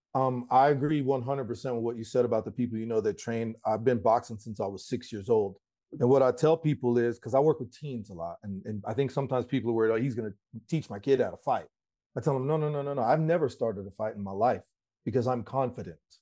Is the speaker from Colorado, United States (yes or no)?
yes; Colorado, United States; I'm from Colorado